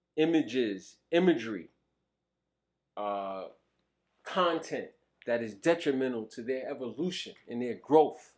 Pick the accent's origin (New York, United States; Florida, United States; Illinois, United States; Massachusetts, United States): New York, United States; New York City; also born or lived in Virginia; I grew up in Brooklyn at a time that was different.